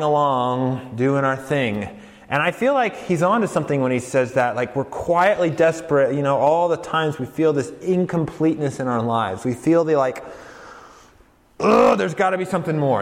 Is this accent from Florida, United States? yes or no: no; Colorado, United States; moved away; I'm from Colorado